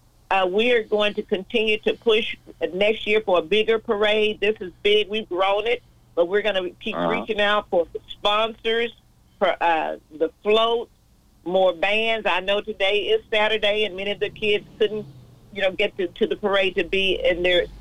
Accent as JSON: {"language": "English", "town": "Austin", "region": "Texas", "country": "United States", "said": "I'm from Austin, Texas. So we had an auditorium, of course, in the African-American part of East Austin"}